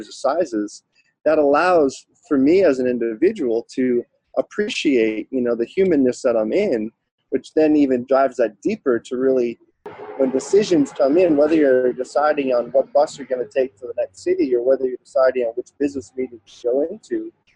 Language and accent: English; Boston area, Massachusetts, United States; moved away as an adult; also born or lived in Hawaii; now in California, United States; I grew up about half hour outside of Boston and found my way to California initially for love many years ago.